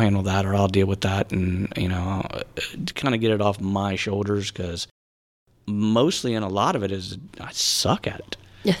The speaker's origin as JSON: {"language": "English", "town": "Tampa", "region": "Florida", "country": "United States", "tie": "born or raised there", "also_born_or_lived": "Winter Park, Florida", "said": "born and raised on Davis Island, South Tampa."}